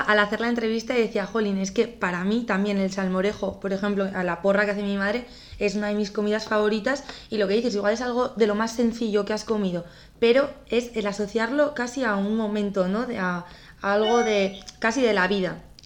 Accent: Navarre, Spain; mi madre es sevillana, pero yo me crié aquí en, en Navarra

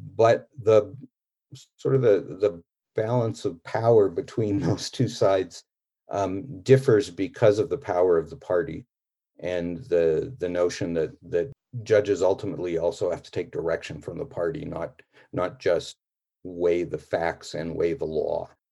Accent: Canada; I'm a Canadian

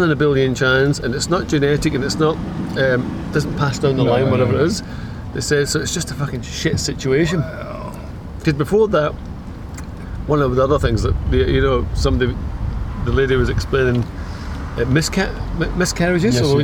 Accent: Glasgow, Scotland, United Kingdom; when I grew up in Glasgow in a real kind of lower working class area

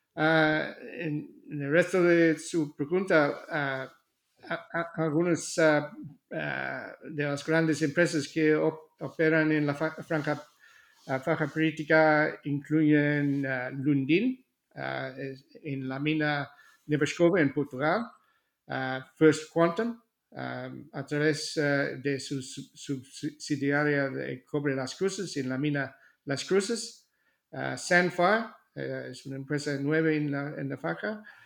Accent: Australia; Spanish is a second language; moved away; also born or lived in Seville, Spain; nací en Australia

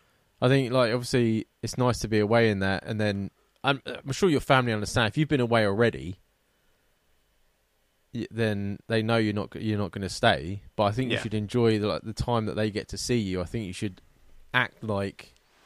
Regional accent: Isle of Wight, South East England, United Kingdom; I'm from the Isle of Wight and everyone almost knows each other there. And to top it off, most of the population are retired. It's just not my type of place.

